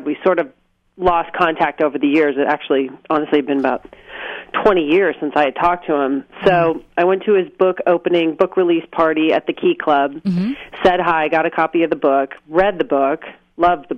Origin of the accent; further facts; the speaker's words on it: San Clemente, California, United States; I grew up in San Clemente